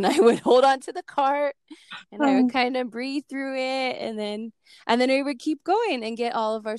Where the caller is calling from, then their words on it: New Mexico, United States; I am calling in from New Mexico.